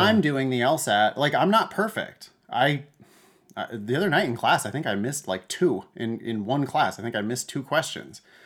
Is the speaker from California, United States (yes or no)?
yes; Central Valley, Northern California, United States; I grew up in the Central Valley of Northern California